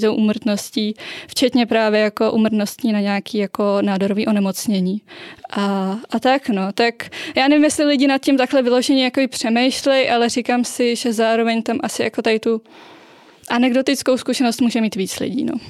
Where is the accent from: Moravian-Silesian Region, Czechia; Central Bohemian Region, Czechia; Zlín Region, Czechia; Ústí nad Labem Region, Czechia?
Ústí nad Labem Region, Czechia; Most; born or raised there; moved away as an adult; also born or lived in Prague